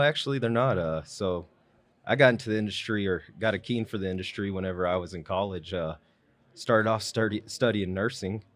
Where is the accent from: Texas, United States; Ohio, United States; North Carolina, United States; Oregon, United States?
Texas, United States; Wichita Falls; born and raised in Wichita Falls